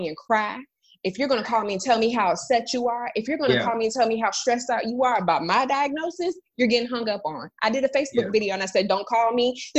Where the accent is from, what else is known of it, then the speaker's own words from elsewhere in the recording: Florida, United States; moved away; I'm originally from Florida, so I was about 4 hours away from my hometown